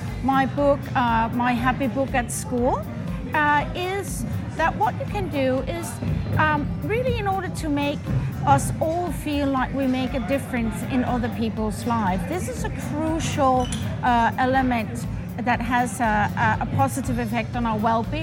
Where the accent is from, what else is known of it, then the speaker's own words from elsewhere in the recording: Denmark; I'm from Denmark.